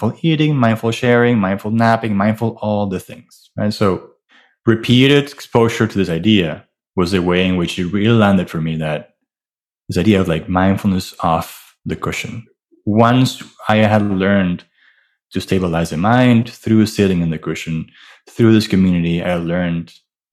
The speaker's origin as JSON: {"language": "English", "country": "Venezuela", "tie": "born or raised there", "also_born_or_lived": "Miami", "moved": "yes", "lives_now": "New York, United States", "said": "I'm from Venezuela. I grew up in a house, a wonderful family"}